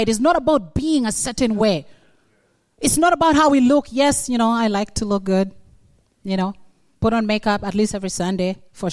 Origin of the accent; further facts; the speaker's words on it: Uganda; moved away; I'm come from Uganda, but when I was 9 in Uganda, I was captured by the rebels